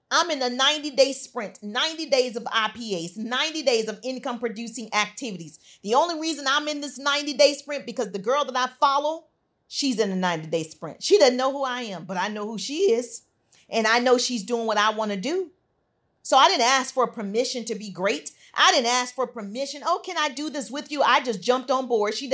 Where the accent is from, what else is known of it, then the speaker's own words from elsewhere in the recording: Southern United States, United States; Now, I'm from the South, I can't sing, but my grandmother used to sing this, a song about the storm.